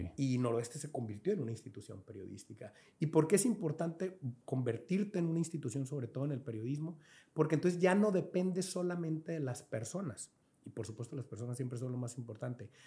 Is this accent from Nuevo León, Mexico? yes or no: no; Angostura, Sinaloa, Mexico; moved away as an adult; now in Culiacán, Mexico; yo soy sinaloense, del gato de Lara, en Angostura, aquí, sí, allí crecí, mis papás.